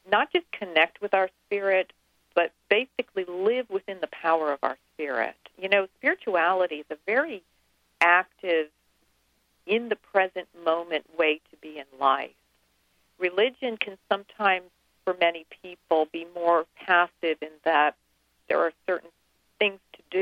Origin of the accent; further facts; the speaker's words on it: Massachusetts, United States; actually from Massachusetts.